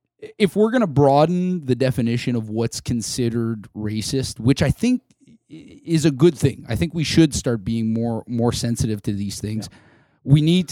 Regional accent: Canada; This is my identity as a Canadian.

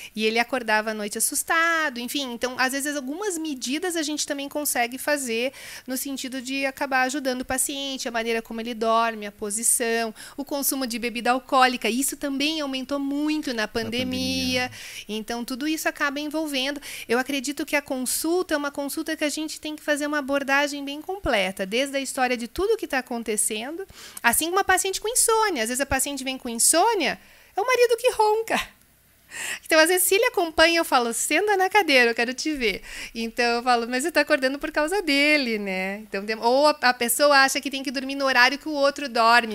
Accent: Santa Catarina, Brazil; moved away as an adult; also born or lived in Rio de Janeiro, Brazil; now in Curitiba, Brazil; eu sou carioca, de infância catarinense e sou curitibana desde 1997 quando eu vim para cá para estudar

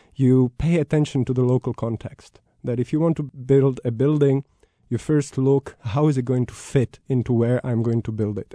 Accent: Prague, Czechia; I grew up in Prague

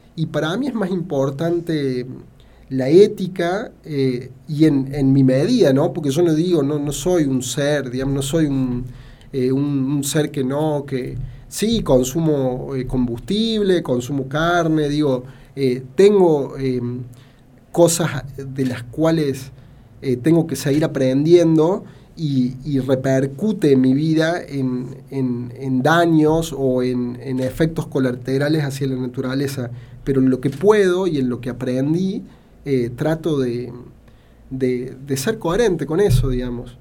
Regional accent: Banda Norte, Córdoba, Argentina; no crecí en el centro, no crecí eh, en una ciudad más grande, crecí en Banda Norte

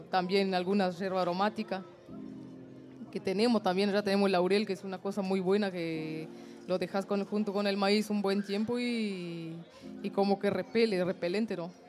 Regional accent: Bella Unión, Artigas, Uruguay; yo soy de Bella Unión

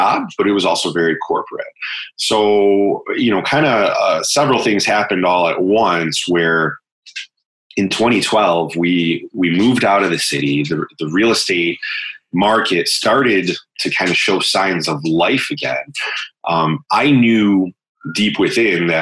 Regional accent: Bloomingdale, Illinois, United States; also born or lived in Chicago; now in Riverside, United States; I grew up a little further west in Bloomingdale, which is kind of close to Elmhurst, Addison area. Lived there, grew up there my entire life

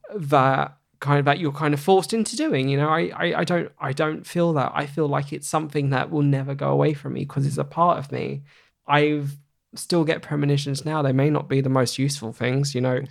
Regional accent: Hornchurch, London, United Kingdom; I grew up in Hornchurch in Essex

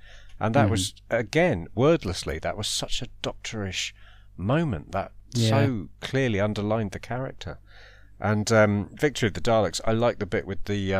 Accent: Colchester, East of England, United Kingdom; Then The Lodger was set in Colchester. I'm from Colchester. I'm in Colchester right now.

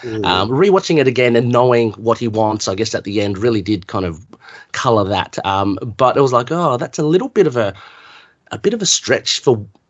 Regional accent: Australia

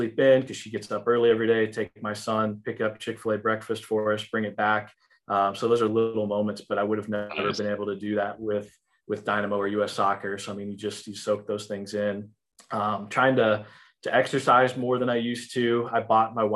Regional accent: Illinois, United States; now in Texas, United States; I grew up in Illinois

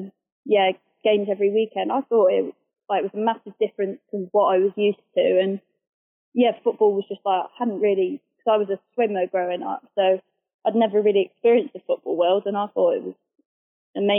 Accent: Telford, West Midlands, United Kingdom; moved away as an adult; also born or lived in Shrewsbury / Devon; now in Southampton, United Kingdom; I was from the West Midlands. So I was born in Shrewsbury, and I grew up in a little village in Telford

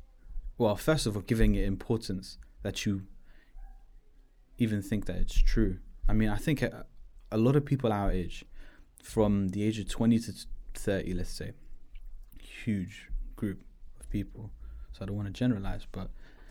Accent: Pakistan; we don't follow like a religion. We follow it more like, oh yeah, I'm Pakistani, yeah, I'm Muslim.

